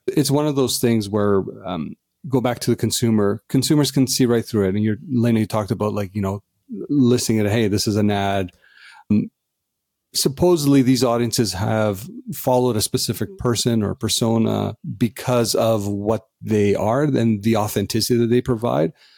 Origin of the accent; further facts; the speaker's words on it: Canada; as Canadians